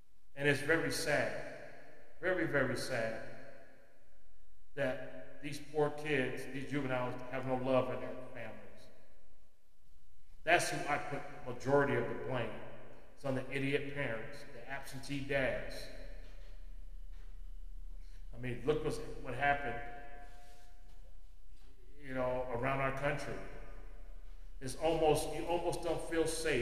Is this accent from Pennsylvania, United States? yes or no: no; Los Angeles, California, United States; moved away; I'm born and raised in Los Angeles.